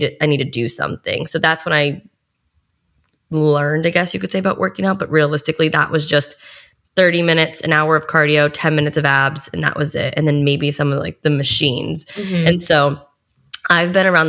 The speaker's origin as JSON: {"language": "English", "town": "Boston", "region": "Massachusetts", "country": "United States", "moved": "yes", "lives_now": "South Florida, United States", "said": "I'm from Boston, Massachusetts"}